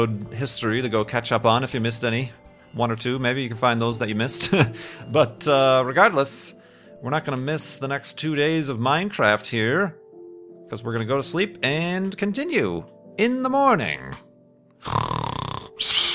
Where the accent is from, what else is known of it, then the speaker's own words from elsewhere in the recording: Chicago, Illinois, United States; moved away as an adult; now in Phoenix, United States; I'm actually originally from, grew up in Chicagoland